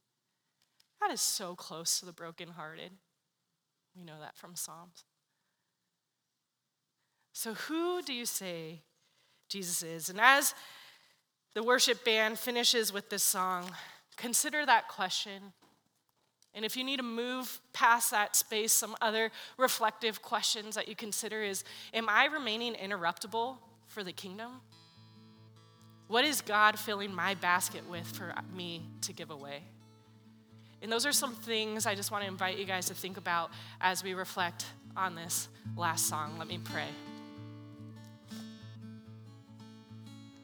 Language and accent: English; San Diego, California, United States; moved away; I'm from San Diego